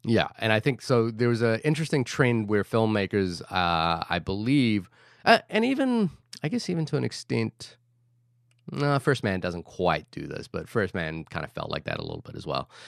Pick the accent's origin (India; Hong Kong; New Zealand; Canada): New Zealand; Wellington; now in New York, United States; Wellington City, which is where I am from